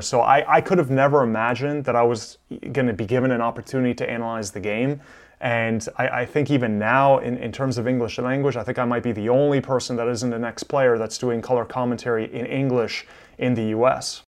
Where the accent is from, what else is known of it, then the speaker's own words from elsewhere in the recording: Miami, Florida, United States; also born or lived in Milan, Italy; I was born in Milan. I came to the United States when I was six years old. My parents moved to Miami